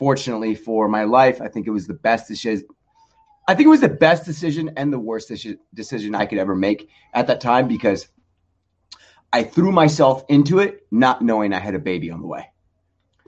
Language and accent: English; Southern California, United States; also born or lived in Nebraska; I grew up in the 90s in sunny Southern California